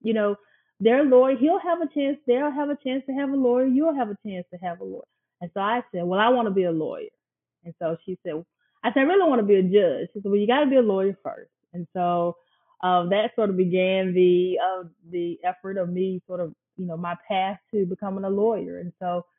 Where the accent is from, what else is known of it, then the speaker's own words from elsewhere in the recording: Kokomo, Mississippi, United States; now in Jackson, United States; I grew up in Kokomo all my life on Kokomo Road